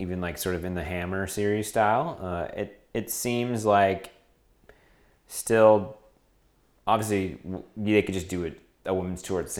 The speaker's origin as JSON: {"language": "English", "region": "Oregon", "country": "United States", "said": "my home state of Oregon."}